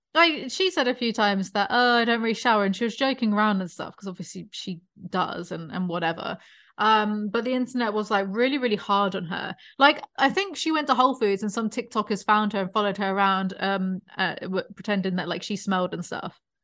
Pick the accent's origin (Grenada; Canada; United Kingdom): United Kingdom; born or raised there; moved away